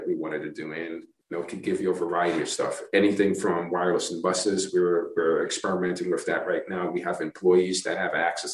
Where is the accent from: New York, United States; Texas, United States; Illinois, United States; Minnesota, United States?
New York, United States; New York City; also born or lived in East Lansing, Michigan; now in Tucson, United States; growing up in Brooklyn